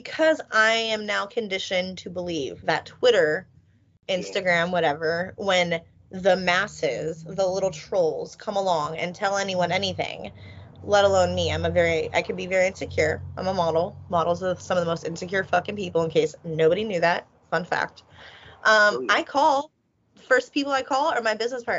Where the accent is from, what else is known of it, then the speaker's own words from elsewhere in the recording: Philadelphia, Pennsylvania, United States; I'm from Philly